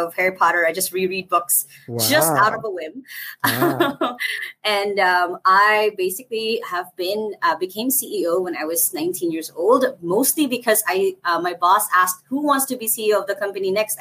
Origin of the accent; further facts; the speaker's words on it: Philippines; I'm from the Philippines. I'm in the Philippines. I'm in Cebu City, Philippines